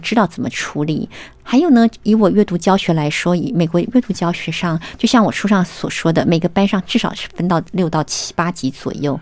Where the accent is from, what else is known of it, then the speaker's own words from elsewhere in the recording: Taiwan; moved away as an adult; now in United States; 我是在台湾念完大学的时候才到美国去的。我在台湾念的是英美文学